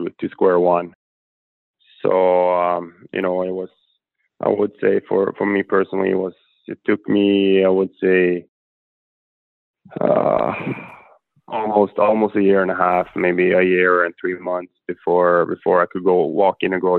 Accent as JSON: {"language": "English", "country": "Sweden", "tie": "born or raised there", "moved": "as an adult", "said": "It started off in my hometown, Juzio"}